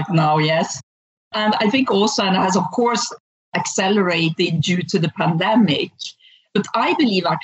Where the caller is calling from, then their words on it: Hönö, Västra Götaland, Sweden; I'm calling from a small island called Helso in the Gothenburg archipelago